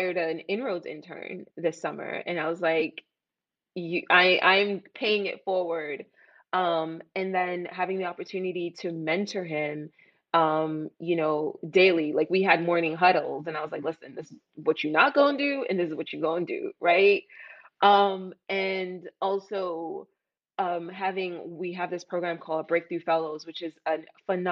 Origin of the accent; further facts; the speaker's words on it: New York City, New York, United States; also born or lived in Jamaica; I grew up in East Flatbush and I'm from Jamaica